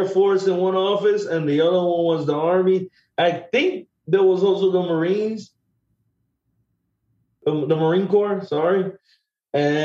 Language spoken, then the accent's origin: English; Puerto Rico; moved away; also born or lived in East Harlem; a friend of mine that I grew up with in Puerto Rico